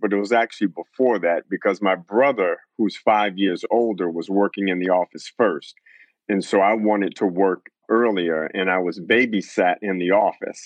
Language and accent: English; Detroit, Michigan, United States; I grew up in Detroit, Michigan